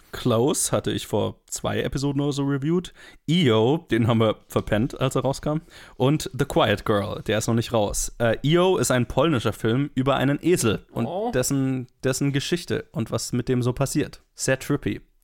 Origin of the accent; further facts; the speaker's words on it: Black Forest, Baden-Württemberg, Germany; in der Gegend, wo ich herkomme